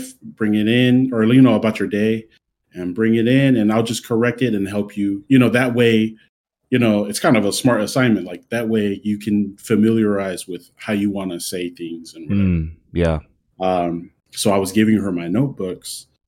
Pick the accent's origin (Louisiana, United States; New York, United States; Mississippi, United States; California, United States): California, United States; Santa Ana; also born or lived in Anaheim, California; I'm from Santa Ana, California, like Orange County